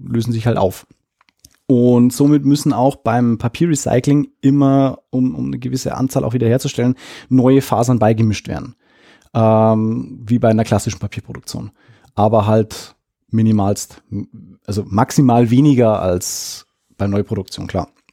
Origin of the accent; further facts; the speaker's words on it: Lower Bavaria, Germany; hier bei uns in Niederbayern